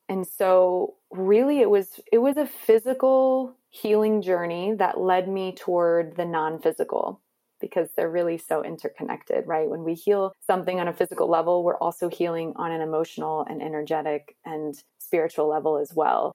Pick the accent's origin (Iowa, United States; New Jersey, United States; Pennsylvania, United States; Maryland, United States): Maryland, United States; I grew up in Maryland in a pretty conservative environment